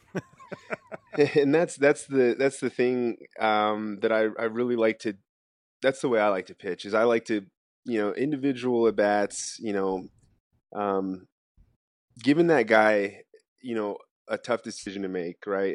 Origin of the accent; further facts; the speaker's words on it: United States; as an American